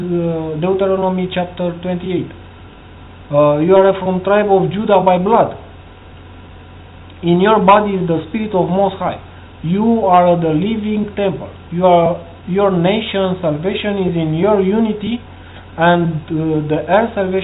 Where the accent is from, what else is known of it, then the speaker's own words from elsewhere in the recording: Romania; English is a second language; I'm from Romania, country from EU.